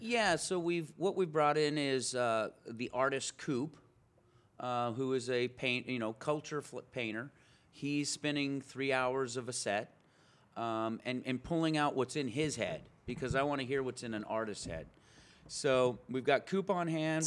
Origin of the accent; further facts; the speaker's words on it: Pismo Beach, California, United States; also born or lived in Bellflower / Arcadia / Paso Robles; now in Long Beach, United States; I grew up in Pismo Beach